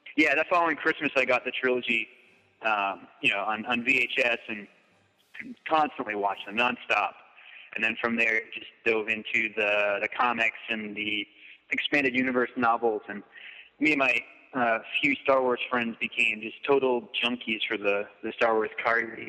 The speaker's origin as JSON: {"language": "English", "region": "Massachusetts", "country": "United States", "tie": "born or raised there", "also_born_or_lived": "Lynn, Massachusetts", "said": "I grew up in Massachusetts, uh, so I, I just moved from uh, Lynn"}